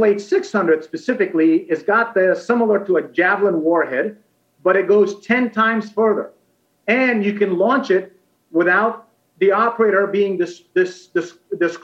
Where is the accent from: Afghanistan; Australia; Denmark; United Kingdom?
Afghanistan; now in United States; I was born and raised in Afghanistan and came to the United States because of the Soviet invasion and conflict in Afghanistan in the early 1980s.